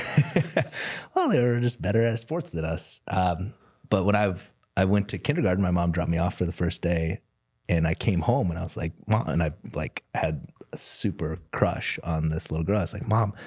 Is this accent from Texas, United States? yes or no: no; South Dakota, United States; I grew up in South Dakota